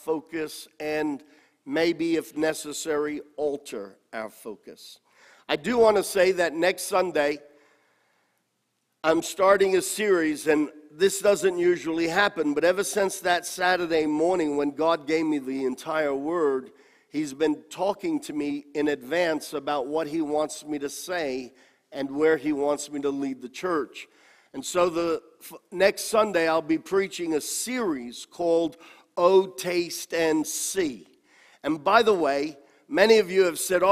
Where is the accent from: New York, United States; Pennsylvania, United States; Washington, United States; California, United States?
New York, United States; New York City; I grew up in Corona and went to church there, and the Lemon Ice King was right around the corner